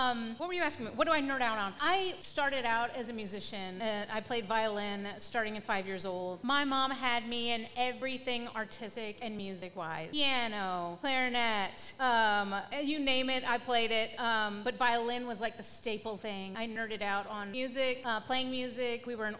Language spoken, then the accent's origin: English; New Albany, Indiana, United States; moved away; I grew up in a small town, actually similar to this. New Albany, Indiana.